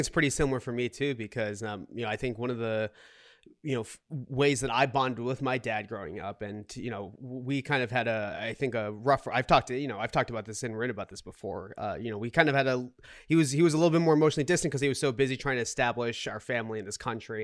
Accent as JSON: {"language": "English", "town": "Boston", "region": "Massachusetts", "country": "United States", "tie": "born or raised there", "also_born_or_lived": "Seoul, South Korea", "moved": "yes", "lives_now": "New York City, United States", "said": "I grew up in the Boston area"}